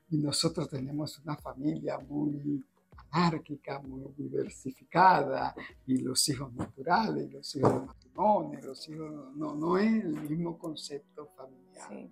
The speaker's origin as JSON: {"language": "Spanish", "country": "Dominican Republic", "moved": "as an adult", "said": "otro tiempo en República Dominicana, pero era infeliz. Y yo, que me preparé para hacer una carrera de éxito en mi país, y ya antes de irme, yo pertenecía al bufete Ramos vecina"}